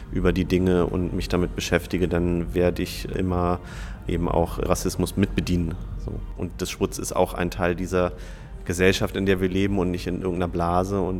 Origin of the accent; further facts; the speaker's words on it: Munich, Bavaria, Germany; Ich komme sicher aus Bayern, aus München.